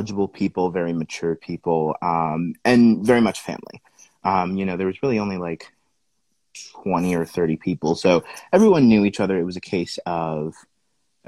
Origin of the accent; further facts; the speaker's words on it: California, United States; also born or lived in Sacramento; I'm originally from a super small town in California